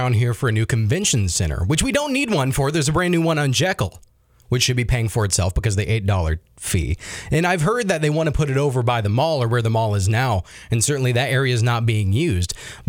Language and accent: English; Iowa, United States; You know, I'm originally from Iowa.